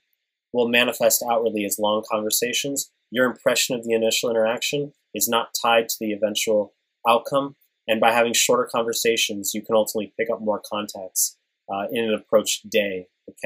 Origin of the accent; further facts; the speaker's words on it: New York, United States; moved away; I'm from New York.